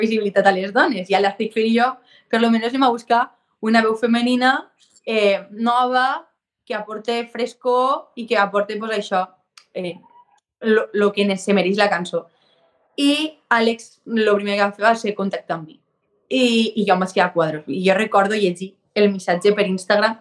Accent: Vinaròs, Valencian Community, Spain; also born or lived in Tortosa / Barcelona; el meu poble és frontera ja amb Catalunya, o sigui, jo no estic tan lluny, València sí

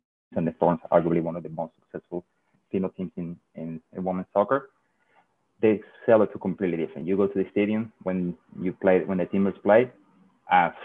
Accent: Seville, Andalusia, Spain; English is a second language; moved away as an adult; also born or lived in London; I'm a Real Betis fan because I'm from Sevilla

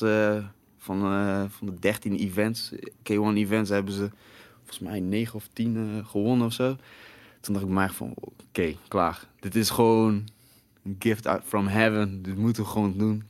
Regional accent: Breda, North Brabant, Netherlands; bij ons in Breda

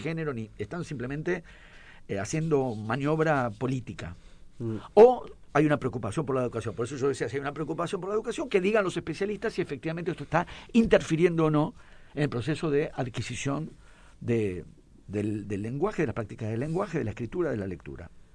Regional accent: Buenos Aires, Argentina; yo soy porteño

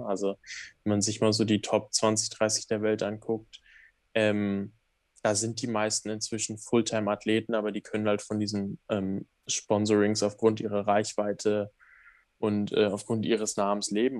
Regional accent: Germany; als Deutscher

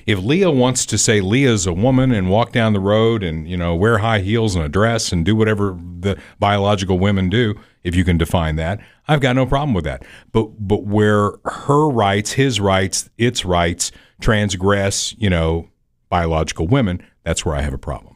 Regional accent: Evansville, Indiana, United States; my hometown of Evansville

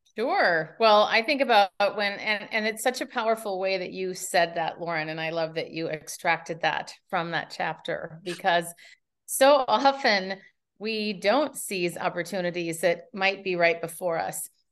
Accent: Minneapolis, Minnesota, United States; moved away as an adult; now in San Francisco, United States; Minneapolis is my hometown

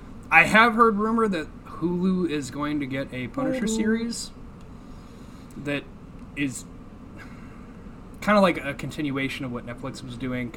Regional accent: United States; I'm American.

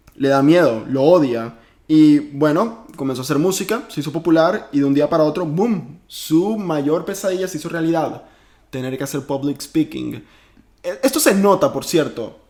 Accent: Venezuela; moved away; yo soy venezolano

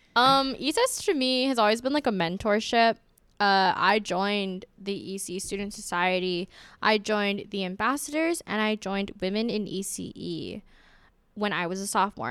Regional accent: Honolulu, Hawaii, United States; now in West Lafayette, United States; I'm from Honolulu, Hawaii

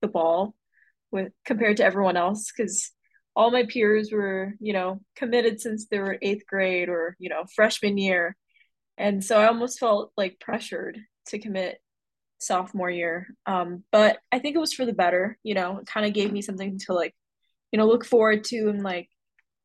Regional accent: Arizona, United States; I played a lot of local events here in Arizona

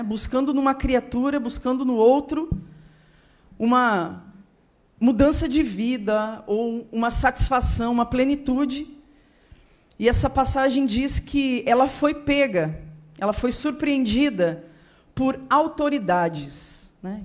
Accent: Rio Grande do Sul, Brazil; eu sou do Rio Grande do Sul, moro lá, toda a minha família mora lá

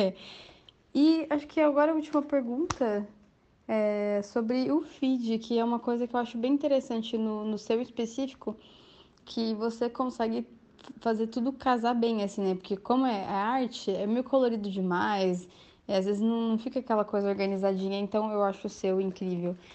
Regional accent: Curitiba, Paraná, Brazil; eu também sou de Curitiba

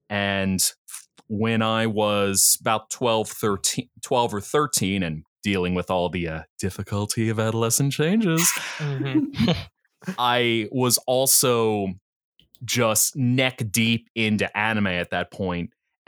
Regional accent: New Jersey, United States; accent: Philly; Oh, I'll tell you is the funny thing that I'm from New Jersey, but I'm from South Jersey. So if I got anything, it's a Philly accent where you drink your water and then you have a cup of coffee.

